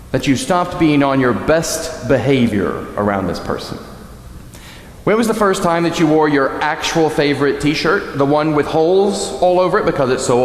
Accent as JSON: {"language": "English", "region": "New England", "country": "United States", "said": "I'm from New England."}